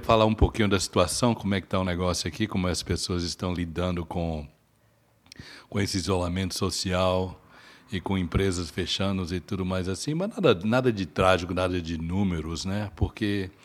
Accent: Brazil; now in Toronto, Canada; Nós somos brasileiros radicados aqui

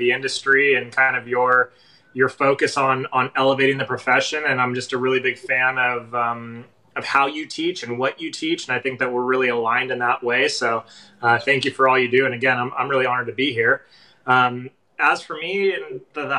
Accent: Los Angeles, California, United States; also born or lived in San Francisco; I grew up in Los Angeles. I'd moved to San Francisco

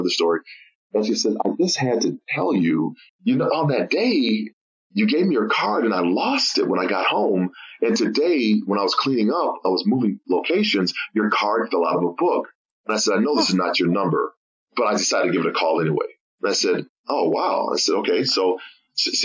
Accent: Oak Park, Illinois, United States; we grew up in the Chicagoland area, Oak Park, Illinois.

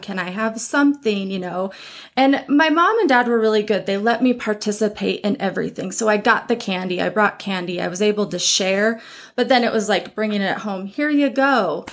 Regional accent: Butte, Montana, United States; growing up in Montana, small towns

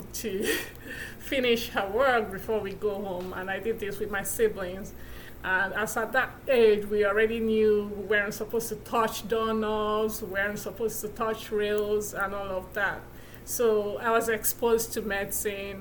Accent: Nigeria; moved away as an adult; now in Milwaukee, United States; I'm originally from Nigeria, where I was born and raised.

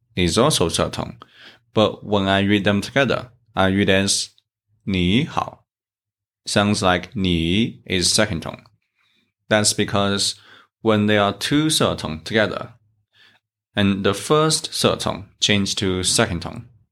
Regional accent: China; from China

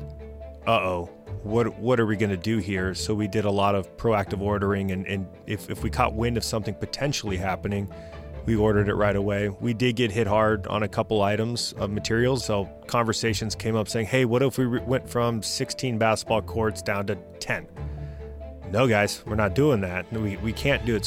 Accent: Southeast Valley, Arizona, United States; My brother and I are born and raised in the Southeast Valley

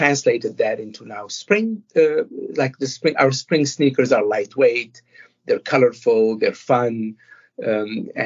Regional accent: Montreal, Quebec, Canada; as I was growing up in Montreal

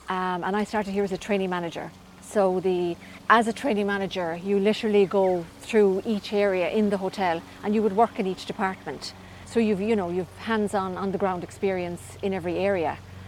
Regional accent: Cork, Munster, Ireland; moved away as an adult; also born or lived in Boston / County Clare; So I'm originally from Cork, and I would have completed a tourism studies in the what would have been called the RTC back then.

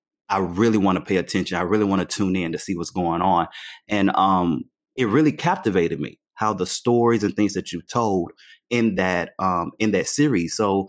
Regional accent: Sylacauga, Alabama, United States; now in Los Angeles, United States; I grew up in Sylacauga, Alabama, and it's about three times smaller than Titusville.

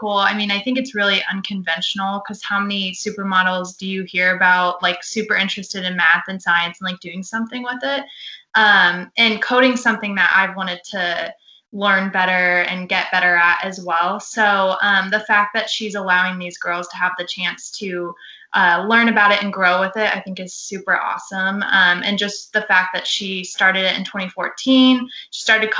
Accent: Florida, United States; also born or lived in Ohio; raised in Florida

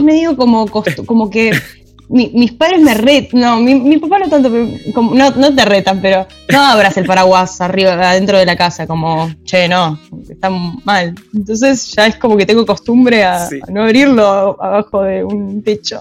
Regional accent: Buenos Aires, Argentina; also born or lived in Quilmes; después empecé a vivir en Capital, en Chacarita

